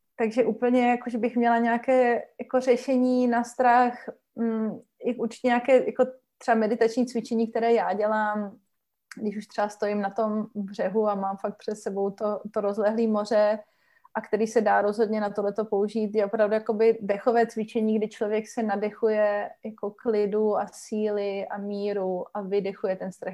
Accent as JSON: {"language": "Czech", "country": "Czechia", "said": "jsem vlastně jako z České republiky"}